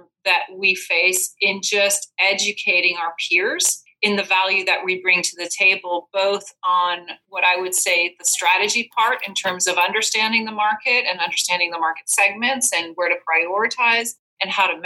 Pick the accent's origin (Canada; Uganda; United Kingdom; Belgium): Belgium; moved away as an adult; now in United States; I'm originally from Belgium.